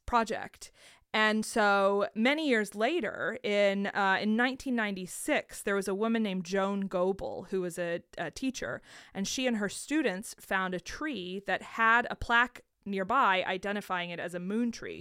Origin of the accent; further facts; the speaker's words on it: United States; as an American